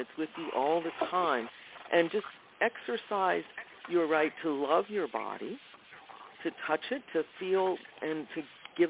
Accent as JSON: {"language": "English", "region": "the South", "country": "United States", "tie": "born or raised there", "said": "I grew up in the South"}